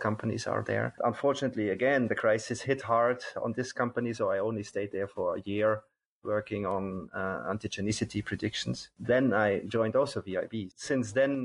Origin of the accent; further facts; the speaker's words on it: Bavaria, Germany; moved away as an adult; also born or lived in Regensburg; now in Belgium; I'm from Bavaria originally